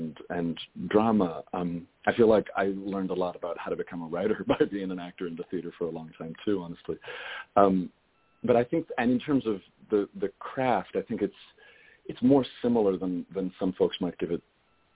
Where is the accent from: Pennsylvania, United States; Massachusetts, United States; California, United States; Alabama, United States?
California, United States; Los Angeles; moved away; also born or lived in Boston / New York; I grew up in L.A.